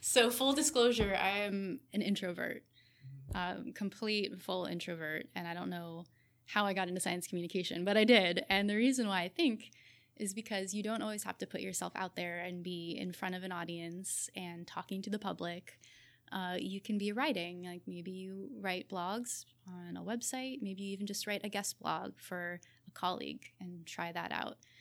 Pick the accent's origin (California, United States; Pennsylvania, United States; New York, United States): California, United States; Southern; also born or lived in Berkeley, California / Australia; I grew up in Southern California